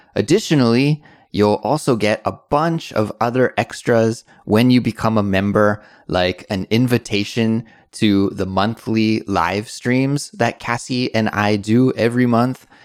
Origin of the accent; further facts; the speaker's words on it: British Columbia, Canada; In Canada, growing up